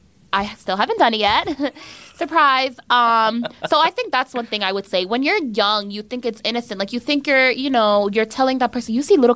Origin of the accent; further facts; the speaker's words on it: Yonkers, New York, United States; I grew up in Yonkers